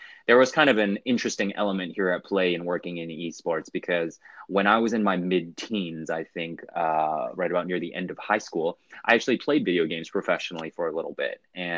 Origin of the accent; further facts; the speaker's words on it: Vancouver, British Columbia, Canada; also born or lived in Hong Kong / Singapore / Germany; I grew up in Hong Kong. I was born in Hong Kong. And actually grew up in Vancouver, British Columbia in Canada with a stint in between there in Singapore and Germany.